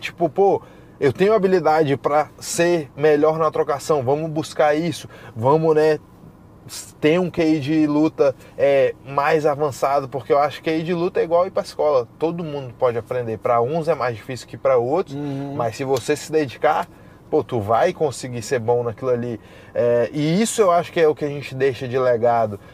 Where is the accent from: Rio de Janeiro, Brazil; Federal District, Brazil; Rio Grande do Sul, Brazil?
Federal District, Brazil; Brasília; now in Florida, United States; eu venho de Brasília